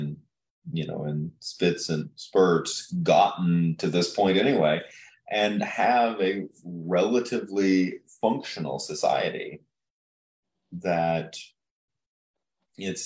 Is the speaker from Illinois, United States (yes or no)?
yes; Chillicothe, Illinois, United States; growing up in Chillicothe, which, you know, I associate my hometown in Illinois with the river